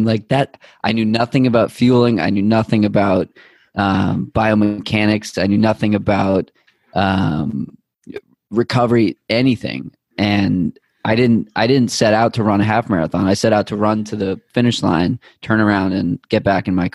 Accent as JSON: {"language": "English", "town": "Boston", "region": "Massachusetts", "country": "United States", "tie": "born or raised there", "also_born_or_lived": "Needham", "said": "someone that grew up in Boston and having a lot of hometown pride"}